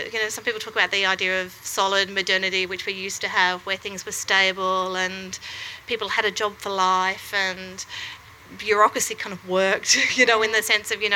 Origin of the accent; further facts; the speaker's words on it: Wollongong, New South Wales, Australia; now in Melbourne, Australia; I grew up in Wollongong